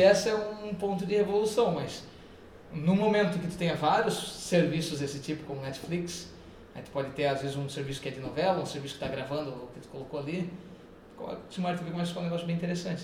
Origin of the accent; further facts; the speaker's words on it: Brazil; eu sou brasileiro